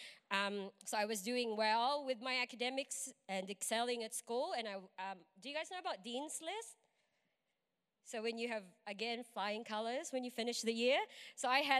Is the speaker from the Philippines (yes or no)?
yes; Philippines; moved away as an adult; I am from the Philippines. I've been here for like 8 or 9 years now